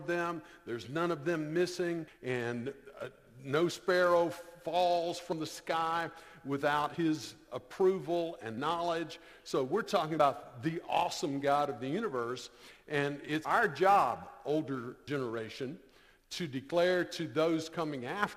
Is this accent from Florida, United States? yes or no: yes; Florida, United States; I grew up in a non-Christian home. I'm from Florida